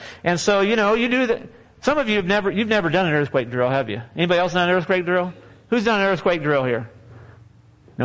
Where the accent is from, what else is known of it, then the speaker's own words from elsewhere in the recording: Southern California, United States; now in Texas, United States; Southern California. I've been in Texas longer than I was in California now